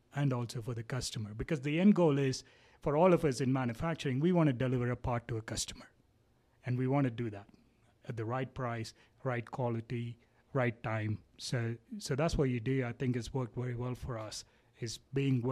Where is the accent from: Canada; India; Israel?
India; moved away as an adult; now in United States; having the origin in India, but majority of my adulthood had been in the U.S. So I'm as much of a U.S. Person as I am an Indian person.